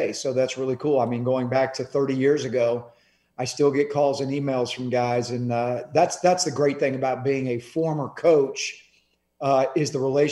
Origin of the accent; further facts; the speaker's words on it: Clearwater, Florida, United States; I was born and raised in Clearwater, which is right next to Tampa